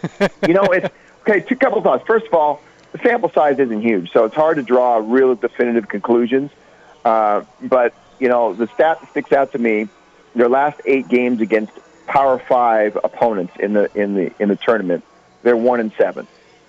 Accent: California, United States; I'm from California.

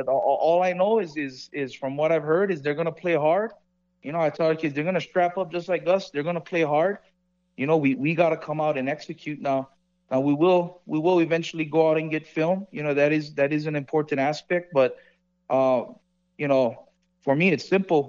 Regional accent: Hawaii, United States; moved away as an adult; now in Las Vegas, United States; I'm from Hawaii

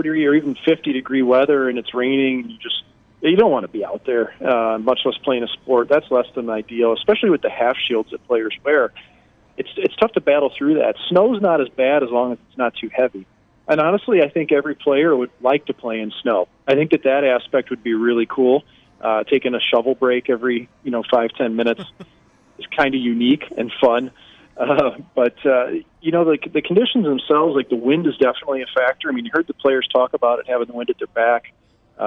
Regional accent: St. Louis, Missouri, United States; moved away; also born or lived in Norfolk, Virginia; I grew up in St. Louis, so I never had the outdoor ice

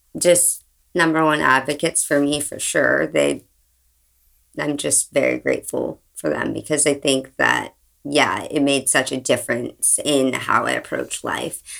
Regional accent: right outside of San Francisco, California, United States; I grew up right outside of San Francisco

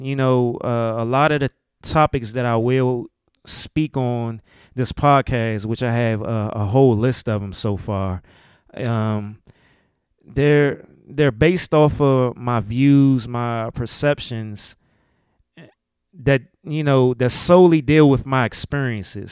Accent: DMV, United States; accent: DMV; my DMV accent

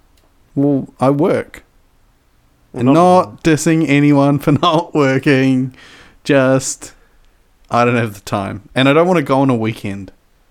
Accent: New Zealand; New Zealanders being Kiwis, we're not saying we're fruit.

